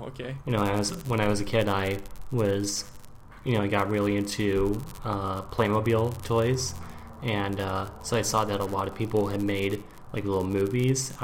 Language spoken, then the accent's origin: English; Portland, Oregon, United States; moved away as an adult; also born or lived in Maryland, United States / Washington, D.C. area, United States; now in Berlin, Germany; when I was 8, you know, I grew up in, you know, from then on, I grew up in Portland, Oregon on the West Coast